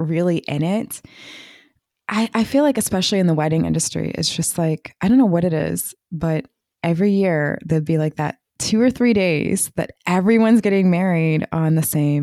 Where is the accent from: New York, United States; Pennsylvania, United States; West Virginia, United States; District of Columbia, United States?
District of Columbia, United States; Washington; I'm from the Washington, D.C. area